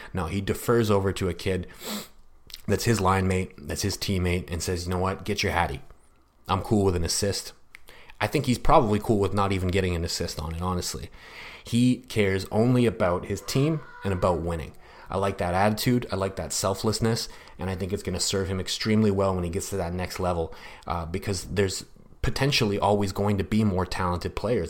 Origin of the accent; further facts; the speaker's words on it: Canada; I'm also a Canadian